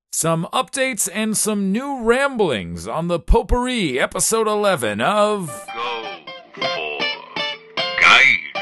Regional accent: United States; moved away as an adult; now in Japan; I am American

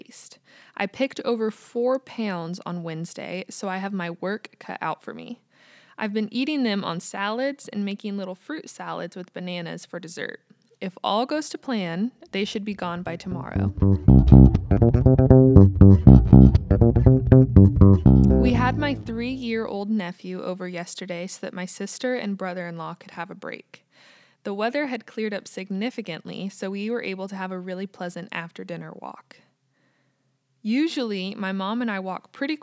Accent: United States; also born or lived in Kansas

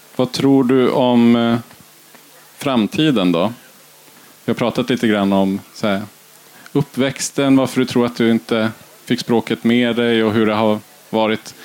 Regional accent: Kiruna Municipality, Norrbotten County, Sweden; själv är jag uppvuxen i Kiruna kommun, i två stycken byar utanför stan

